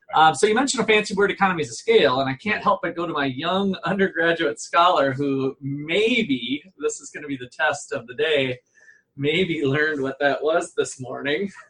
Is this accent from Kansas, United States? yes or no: yes; Topeka, Kansas, United States; from Topeka, Kansas